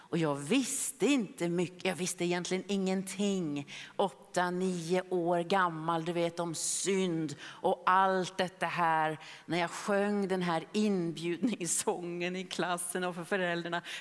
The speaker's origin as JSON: {"language": "Swedish", "town": "Philadelphia", "region": "Pennsylvania", "country": "United States", "tie": "born or raised there", "said": "det var en man i Philadelphia där jag växte upp."}